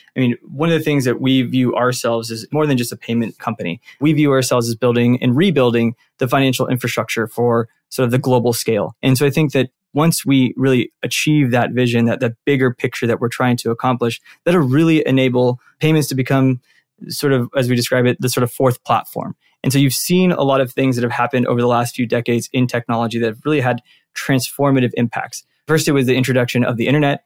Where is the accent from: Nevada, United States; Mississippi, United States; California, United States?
California, United States; Santa Ana; born and raised out in Santa Ana, which is a town out in Orange County.